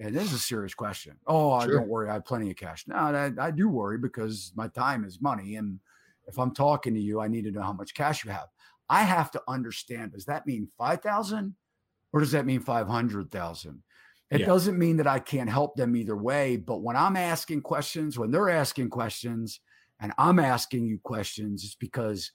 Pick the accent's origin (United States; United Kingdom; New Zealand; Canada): United States; Baltimore, Maryland; growing up in Maryland, Baltimore, I'm a Baltimore guy